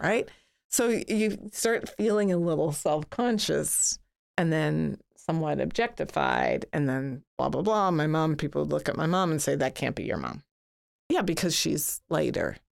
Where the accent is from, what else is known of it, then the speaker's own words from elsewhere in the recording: Toronto, Ontario, Canada; when I was growing up in Toronto, and I grew up in a predominantly white neighborhood